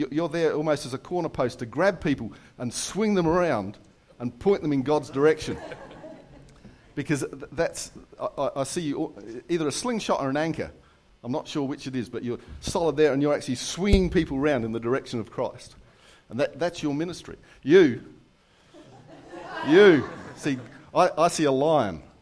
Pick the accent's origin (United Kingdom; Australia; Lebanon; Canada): United Kingdom; London; born there; I, actually came from another country as well. Uh, I was born in, I was born in London.